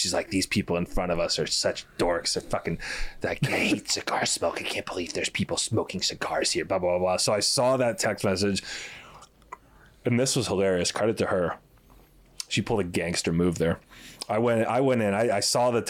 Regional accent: Miami, Florida, United States; I grew up here, I grew up in the South for a lot of my childhood, like North Florida, and, you know, but I was really like, my roots are here in Miami

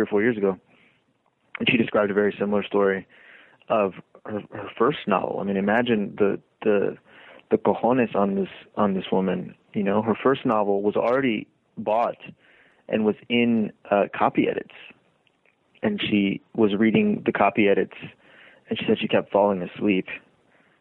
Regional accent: Hoover, Alabama, United States; also born or lived in Lima, Peru; I was raised in Birmingham, Alabama, in Hoover, Alabama, in fact.

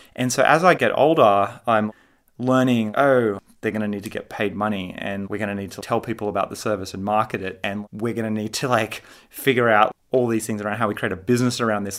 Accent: Sydney, New South Wales, Australia; moved away as an adult; now in California, United States; I grew up in Sydney, Australia

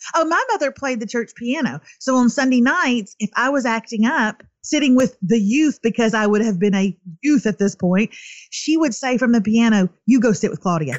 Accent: East Texas, United States; I'm from East Texas

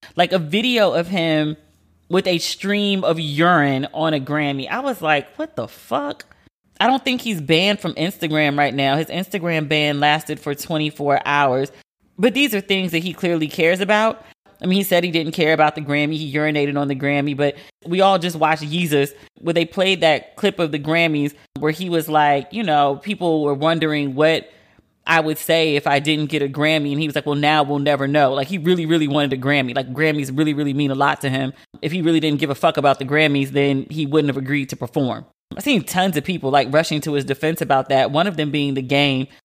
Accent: United States; as an American

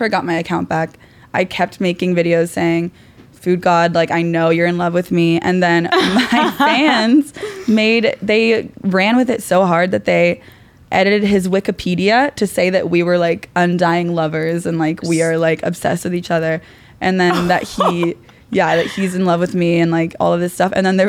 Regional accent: Ohio, United States; now in New York City, United States; I'm from Ohio. I'm originally from Ohio

